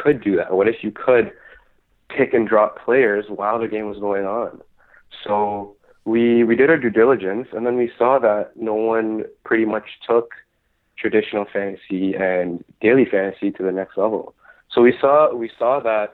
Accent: Toronto, Ontario, Canada; I live in Toronto. I grew up in Scarborough

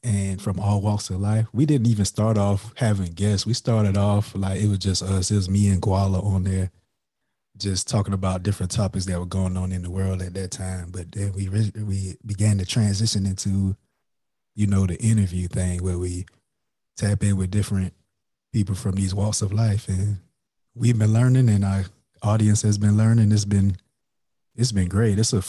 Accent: Florence, South Carolina, United States; moved away as an adult; now in Huntsville, United States; I'm originally from Florence, South Carolina

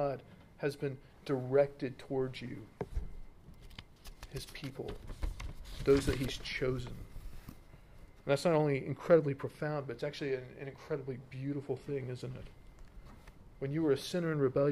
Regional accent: United States; I'm American

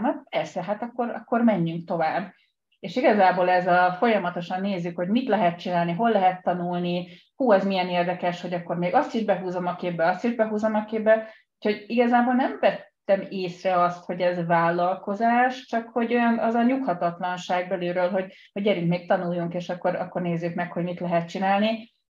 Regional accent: Budapest, Hungary; also born or lived in Pest; Én Budán születtem, de most az elmúlt 20 évben Pesti vagyok

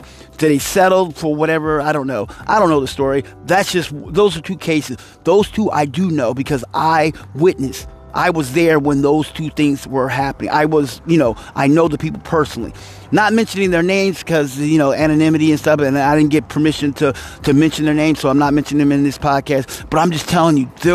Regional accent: Kansas City, Missouri, United States; I am from Kansas City, the Missouri side, not the Kansas side

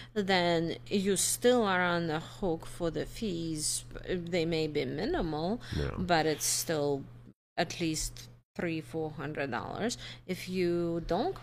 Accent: New Jersey, United States; now in Iowa, United States; I'm from Jersey. I spent 12 years from Jersey.

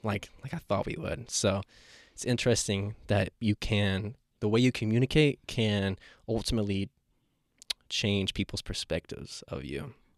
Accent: Asheville, North Carolina, United States; I was born and raised here, so I've seen it evolve to what it is

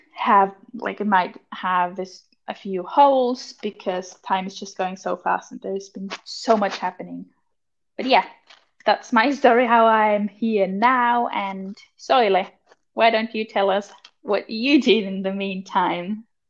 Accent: Austria; moved away as an adult; now in Finland; I'm 23 and I'm from Austria originally

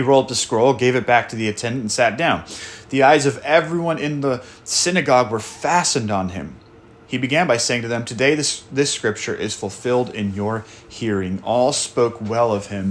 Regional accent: Portland, United States; moved away; my home church that I grew up in Portland

